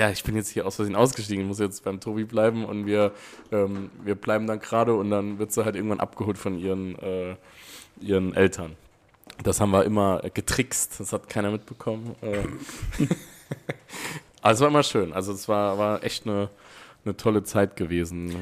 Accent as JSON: {"language": "German", "town": "Wiebelskirchen", "region": "Saarland", "country": "Germany", "tie": "born or raised there", "said": "Ich war in der Friedrich von Schiller Schule in Wiebelskirchen."}